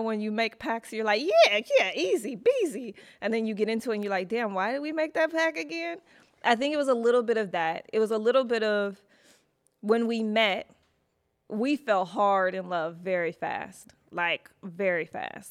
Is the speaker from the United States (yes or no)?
yes; Detroit, Michigan, United States; moved away as an adult; also born or lived in Chicago / New York; now in Los Angeles, United States; I lived in Chicago for, for school, but I'm originally from Detroit.